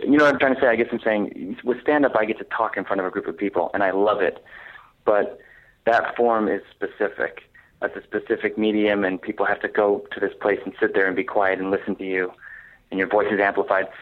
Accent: Jersey Shore, New Jersey, United States; moved away; And Jersey Shore is exactly where I'm from. It's not even like I'm from another part of the state. That is precisely where I grew up.

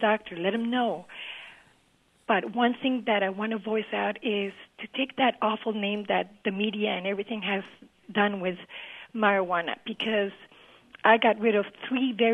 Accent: Colombia; also born or lived in Florida; now in Fayetteville, United States; I'm originally from Colombia

